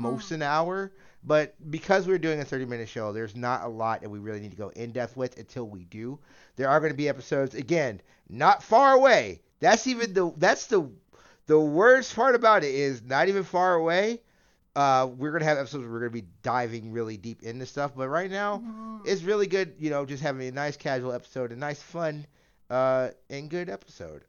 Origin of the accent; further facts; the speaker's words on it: United States; I'm a an American